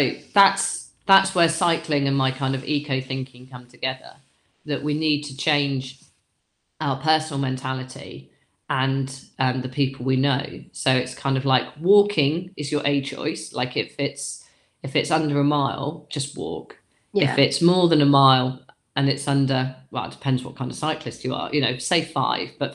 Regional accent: New Forest, South East England, United Kingdom; now in Yorkshire Dales, United Kingdom; I live in the Yorkshire Dales National Park now, but I grew up in the New Forest National Park.

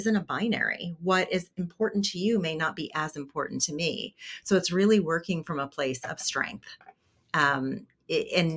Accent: New Jersey, United States; I grew up in poverty in New Jersey

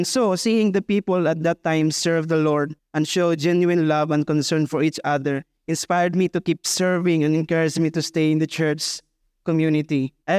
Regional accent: Butuan, Caraga, Philippines; I'm from Butuan. And when I came to Dumaguete for school in Siliman, I was looking for a place to belong.

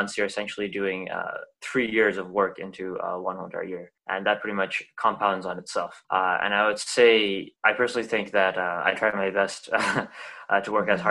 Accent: Waterloo, Ontario, Canada; I'm from Waterloo, Ontario

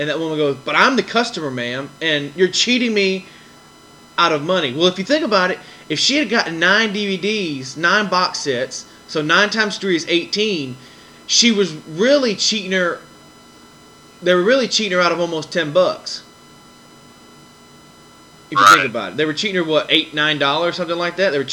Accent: Wiggins, Mississippi, United States; my hometown of Wiggins

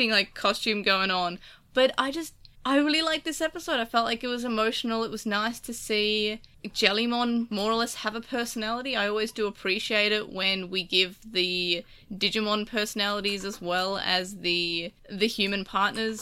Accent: Australia; accent: Australian; I actually have an Australian accent

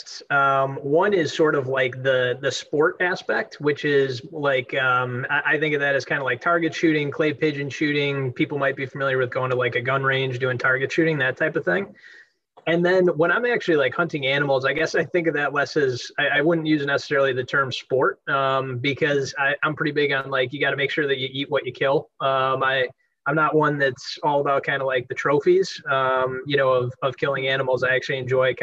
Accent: Delafield, Wisconsin, United States; now in Nashville, United States; I grew up in Delafield, Wisconsin

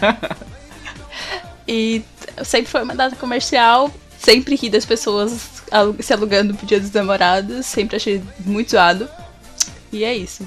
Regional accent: Florianópolis, Santa Catarina, Brazil; eu sou de Florianópolis

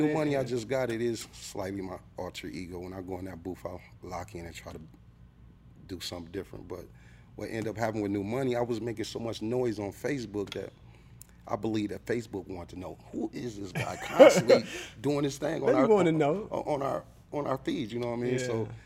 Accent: Midwest, United States; But I'm Midwest, but a lot of people say I sound like I'm from New York.

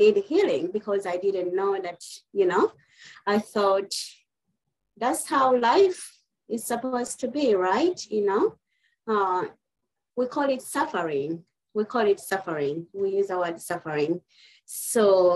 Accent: Uganda; moved away as an adult; now in United States; originally I'm from East Africa, Uganda, but I've been living in the United States for over 20 years now

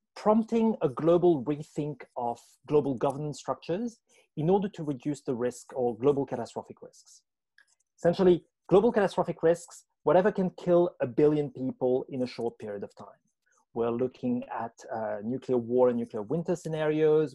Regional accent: France; moved away as an adult; now in Australia; I was born in France, fascinated with language, writing, and understanding power from a very young age, went on to study France, worked at university

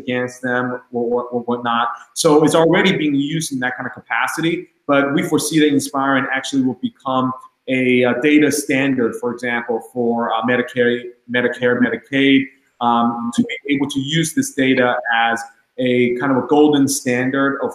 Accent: Long Island, New York, United States; I'm from Long Island

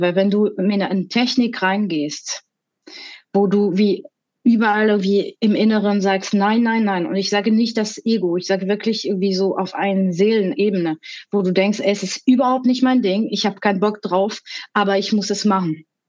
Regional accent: France; German is a second language; moved away as an adult; now in Germany; ich bin ursprünglich aus Frankreich und ich lebe seit 20 Jahren in Deutschland.

